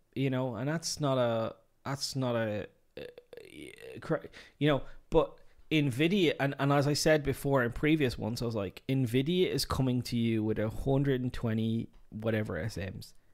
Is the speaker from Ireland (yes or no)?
yes; Ireland; I'm Irish